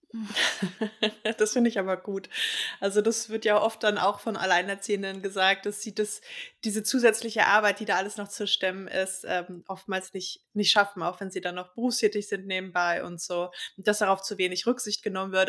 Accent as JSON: {"language": "German", "region": "Berlin", "country": "Germany", "tie": "born or raised there", "said": "ich bin ja gebürtige Westberlinerin"}